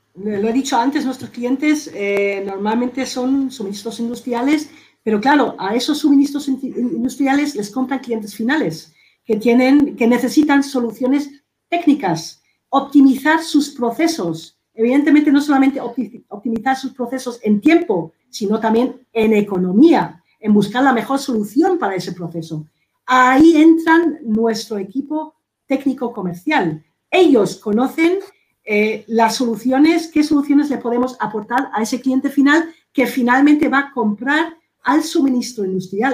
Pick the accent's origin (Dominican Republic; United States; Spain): Spain; nosotros aquí en España